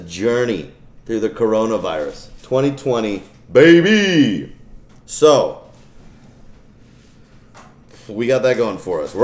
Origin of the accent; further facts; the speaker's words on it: United States; we're American